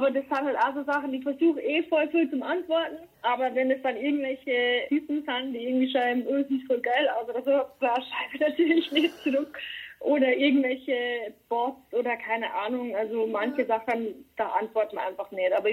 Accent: Germany; now in Berlin, Germany; Arbeit und das ist jetzt auch mein Zuhause, Berlin auf jeden Fall. Ähm, aber Kamünster wird immer meine Heimat bleiben.

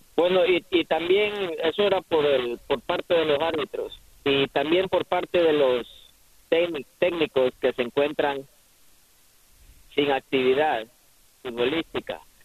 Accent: Ecuador; yo soy ecuatoriano

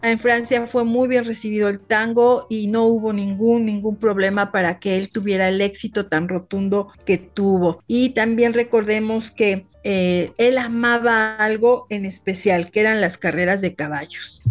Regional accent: Mexico; nosotros los mexicanos

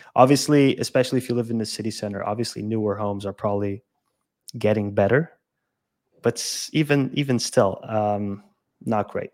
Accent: Lisbon, Portugal; also born or lived in Madeira; I'm from Lisbon, but I lived in Madeira for two years

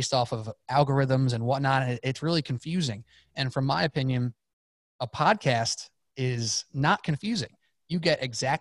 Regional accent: New York, United States; I'm from New York

